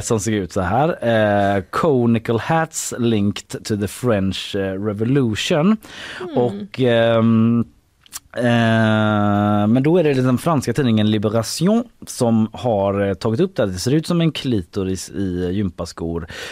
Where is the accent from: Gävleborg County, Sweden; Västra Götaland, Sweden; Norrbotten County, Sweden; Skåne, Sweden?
Västra Götaland, Sweden; Gothenburg; på våran gård uh i Haga där jag växte upp då